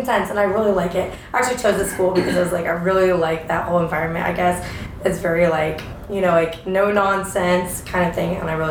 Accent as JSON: {"language": "English", "region": "Florida", "country": "United States", "moved": "yes", "lives_now": "Atlanta, United States", "said": "I'm from Florida, but I live in Atlanta."}